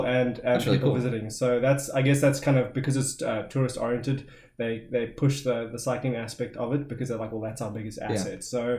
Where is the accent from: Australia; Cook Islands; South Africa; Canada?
South Africa; Knysna, Western Cape; moved away as an adult; also born or lived in Grahamstown, South Africa / London, United Kingdom; now in California, United States; So I was born in Knysna. I was schooled in Knysna. Love the hell out of that place, and then I went to university in another small town called Grahamstown, Rhodes University.